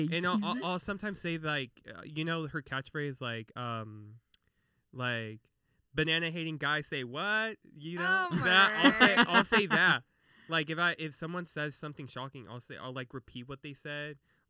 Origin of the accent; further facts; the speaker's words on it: Texas, United States; accent: southern twang; all my cousins were, like, born and raised in Mexico, and I'm over here, like, born in Texas.